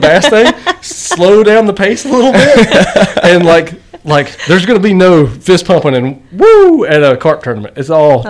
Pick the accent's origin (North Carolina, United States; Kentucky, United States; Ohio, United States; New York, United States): North Carolina, United States; now in Winston-Salem, United States; living in Winston, so I'm from Yadkin County. So I mean, just right across the river from you guys.